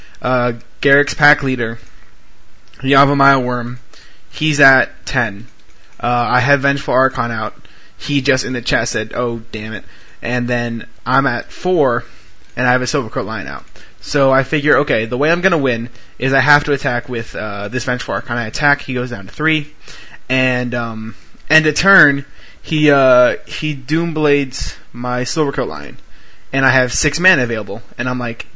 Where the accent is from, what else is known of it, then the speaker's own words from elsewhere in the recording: Florida, United States; We're from Florida